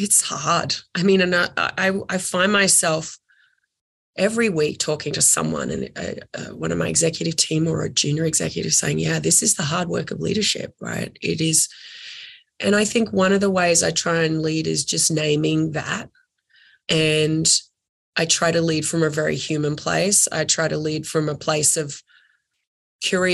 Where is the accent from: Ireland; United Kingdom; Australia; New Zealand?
Australia; moved away as an adult; now in United States; I'm Australian